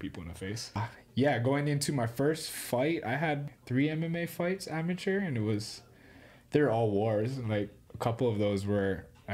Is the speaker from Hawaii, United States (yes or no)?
yes; Kaneohe, Hawaii, United States; moved away; I'm from Oahu, in Kaneohe, on the East Coast